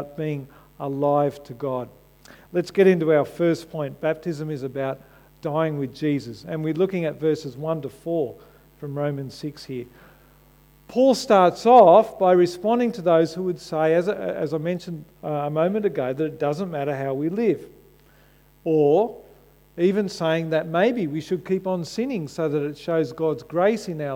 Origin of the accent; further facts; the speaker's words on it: Australia; When I wave an Aussie flag, it says I identify myself as an Australian, that I'm proud to be connected with my country